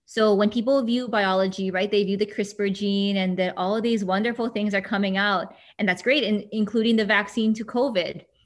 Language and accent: English; Hilo, Hawaii, United States; born or raised there